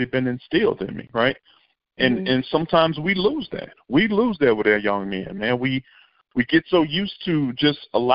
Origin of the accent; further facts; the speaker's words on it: Monroe, Louisiana, United States; as a young man growing up in Monroe, Louisiana